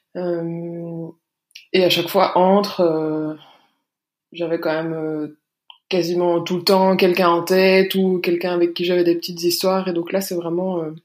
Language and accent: French; Belgium; j'habite en Belgique, je suis belge.